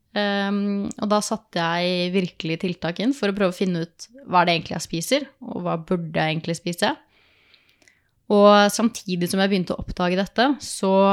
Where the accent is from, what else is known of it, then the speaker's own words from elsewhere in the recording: Oslo, Norway; moved away as an adult; also born or lived in Østmarka; now in Dokka, Norway; jeg kommer fra Oslo